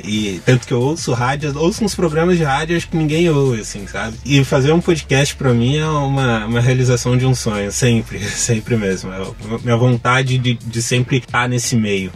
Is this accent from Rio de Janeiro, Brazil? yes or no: no; Diadema, São Paulo, Brazil; eu nasci em São Paulo, mas morei a minha vida inteira em Diadema, região metropolitana daqui de São Paulo